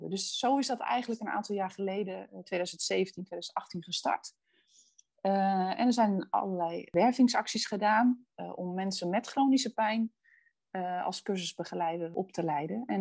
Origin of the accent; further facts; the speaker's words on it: Netherlands; Ik kom uit Boerden.